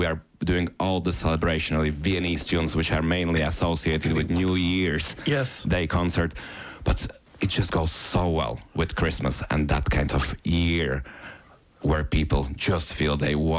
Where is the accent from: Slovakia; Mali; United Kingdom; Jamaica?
Slovakia; Bratislava, Bratislava Region; now in Ireland; I was 6 weeks in Bratislava, in my hometown in Slovakia.